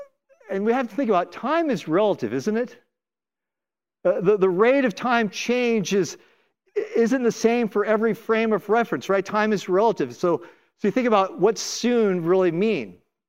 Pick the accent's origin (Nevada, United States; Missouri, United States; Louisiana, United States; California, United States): California, United States; Oakland; also born or lived in Los Angeles / Minneapolis / Washington, District of Columbia, United States; now in Seattle, United States; I'm from Oakland, California. We lived in LA, then 9 years in Minneapolis, 7 years in DC.